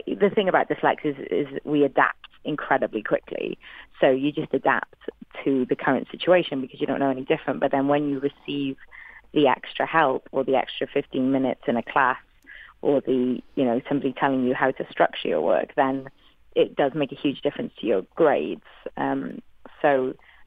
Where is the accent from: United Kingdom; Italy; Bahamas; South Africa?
United Kingdom; Wales; first language English; moved away; I'm a Welsh woman